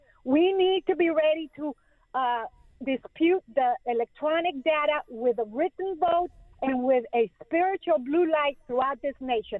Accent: Colombia; now in United States; I'm from Colombia

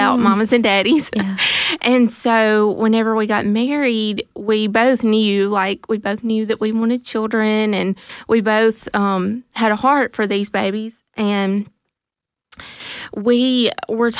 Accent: Mantachie, Mississippi, United States; moved away; we moved back to my hometown, to Mantachie

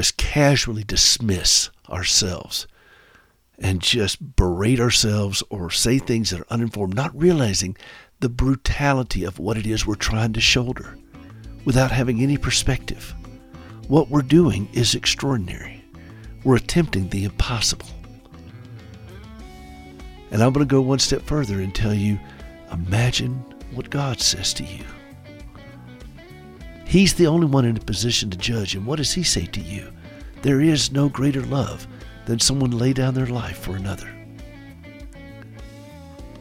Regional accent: Anderson, South Carolina, United States; moved away; my hometown in Anderson, South Carolina

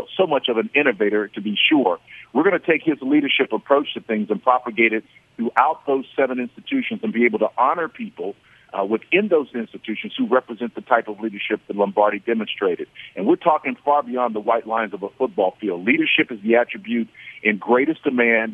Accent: Oklahoma, United States; I'm from Oklahoma, and we're known as Sooners in Oklahoma.

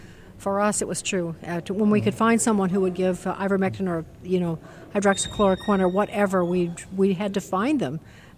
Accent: Illinois, United States; I'm from Illinois, so Chicago does the same thing for the whole state.

